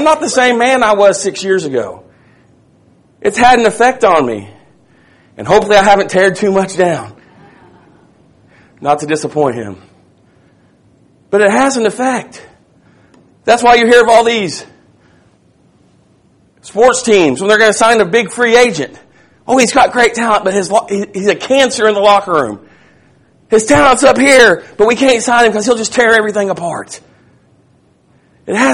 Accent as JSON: {"language": "English", "town": "Tom Bean", "region": "Texas", "country": "United States", "said": "I'm from Little Tom Bean, Texas."}